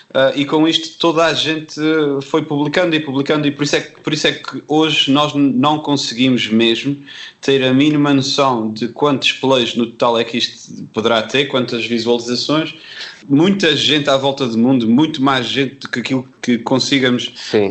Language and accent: Portuguese; Terceira Island, Azores, Portugal; accent: Terceira; sou da Ilha Terceira que é uma ilha que, apesar de não ter o sotaque que é habitualmente chamado da açoriano, que normalmente as pessoas ligam isto a, a, a, ao sotaque Michelense também é uma ilha que também tem um sotaque forte.